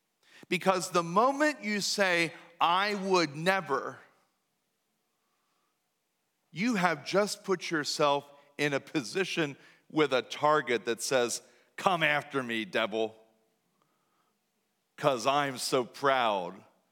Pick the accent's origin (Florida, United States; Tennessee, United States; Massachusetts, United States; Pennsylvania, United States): Pennsylvania, United States; New Danville; Now, I was raised right in New Danville, where I was taught that you just don't say certain things out loud.